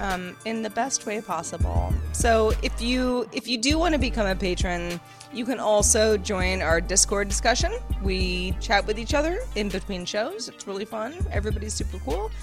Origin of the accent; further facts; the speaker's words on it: West Coast, United States; you and I are both from the West Coast